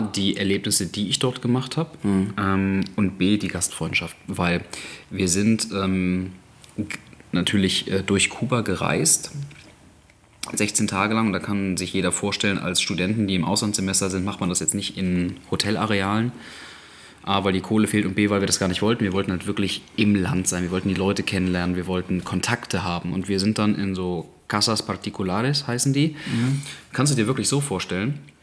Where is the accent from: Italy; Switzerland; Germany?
Germany; wir kommen aus Europa, aus Deutschland.